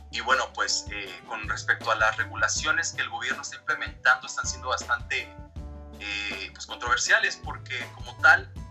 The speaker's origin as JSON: {"language": "Spanish", "country": "Mexico", "also_born_or_lived": "Dublin, Ireland", "said": "soy mexicano, vivo aquí en la Ciudad de México, ya tengo aproximadamente 10 meses que regresé ya de Dublín."}